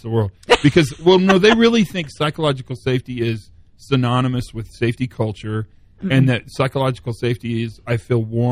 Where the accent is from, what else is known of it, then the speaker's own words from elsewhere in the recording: Southwest Kansas, United States; Growing up in Southwest Kansas